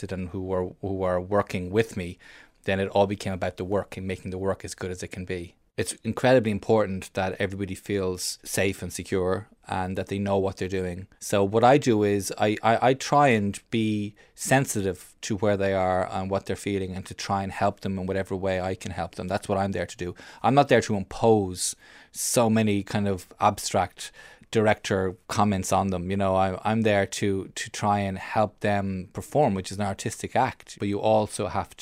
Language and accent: English; Ireland; I'm an Irish film director